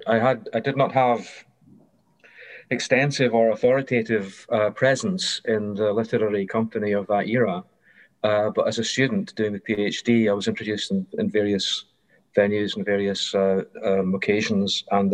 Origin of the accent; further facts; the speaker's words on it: Airdrie, Scotland, United Kingdom; born there; also born or lived in Kent / Glasgow; And I was born in Airdrie, Lanarkshire, darkest post-industrial Lanarkshire, so that atmosphere was not unfamiliar to me. But I had been to school in Kent